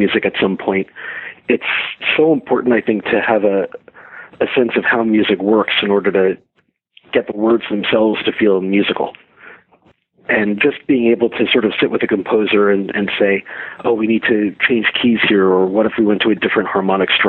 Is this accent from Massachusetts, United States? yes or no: no; East Brunswick, New Jersey, United States; also born or lived in Brooklyn, New York; I grew up in a town called East Brunswick, about 45 minutes outside of the city